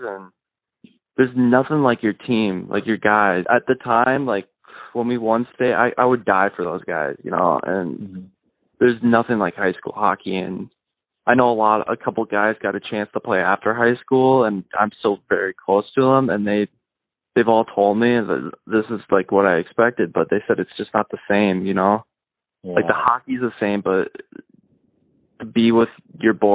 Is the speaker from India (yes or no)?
no; Sartell, Minnesota, United States; also born or lived in St. Cloud, Minnesota; Originally I'm from Sartell, Minnesota. I played hockey there until eighth grade.